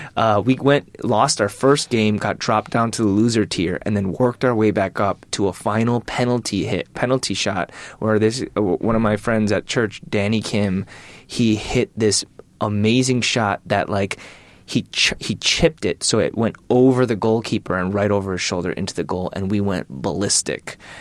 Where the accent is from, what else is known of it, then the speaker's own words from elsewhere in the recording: Michigan, United States; I'm from Michigan